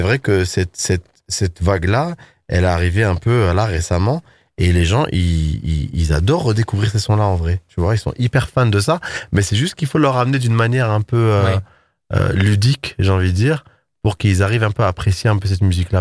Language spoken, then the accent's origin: French; Paris, Île-de-France, France; je suis parisien